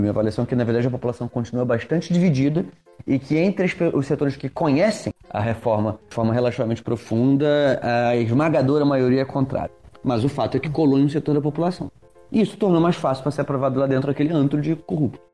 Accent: Niterói, Rio de Janeiro, Brazil; now in Rio de Janeiro, Brazil; Eu sou de Niterói, gente, é isso aí. Eu sou do estado do Rio, não da cidade

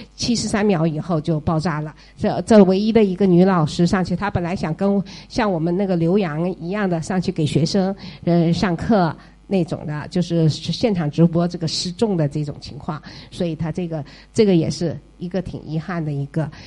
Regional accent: Panzhihua, Sichuan, China; moved away as an adult; also born or lived in Mawei, Fuzhou, Fujian; now in Plano, United States; 就潘志花的那些宝钢的那些同学

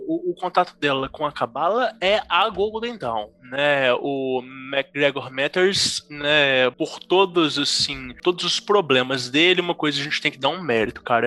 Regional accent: Brazil; a gente, enquanto brasileiros

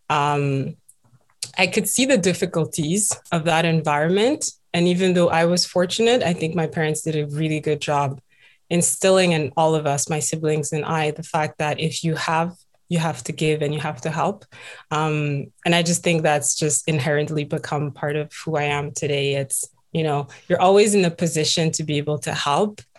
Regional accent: Burkina Faso; also born or lived in Central Africa / Southern Africa; now in Toronto, Canada; I am originally from Burkina Faso um, and grew up around several countries in Africa, um, mostly Central and Southern.

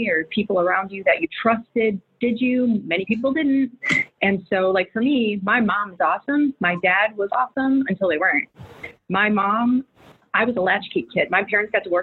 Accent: Milwaukee, Wisconsin, United States; we moved to the north side of Milwaukee in the ghetto.

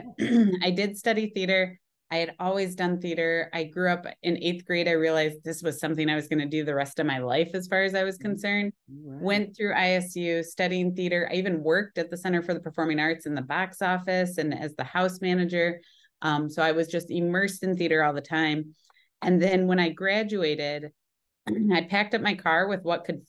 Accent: Midwest, United States; moved away as an adult; also born or lived in Las Vegas; now in Chicago, United States; Plus, I'm from the Midwest.

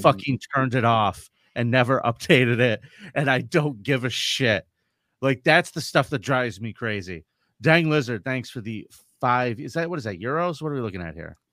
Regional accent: San Diego, California, United States; I grew up in San Diego

